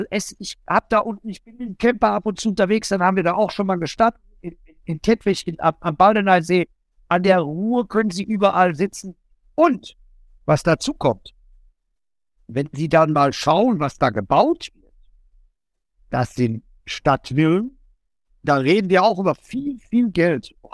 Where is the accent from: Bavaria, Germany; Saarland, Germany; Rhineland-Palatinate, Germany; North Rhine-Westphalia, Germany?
North Rhine-Westphalia, Germany; ich komme ja aus dem Bott und ich bin in der Nähe auch groß geworden.